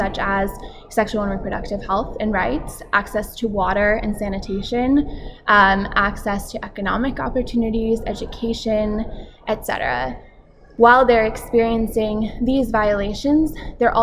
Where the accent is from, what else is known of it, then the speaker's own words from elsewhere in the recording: Washington, District of Columbia, United States; I am from Washington, D.C. in the United States, and I work for Women Enabled International